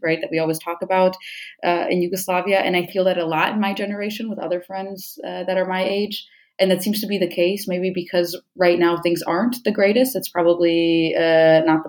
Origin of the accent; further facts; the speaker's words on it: Detroit, Michigan, United States; first language English; moved away as an adult; also born or lived in Negotin, Serbia; now in Cologne, Germany; I grew up in the Detroit area in Michigan, and I was born in Eastern Serbia, about as far east as you can go, in a city called Negotin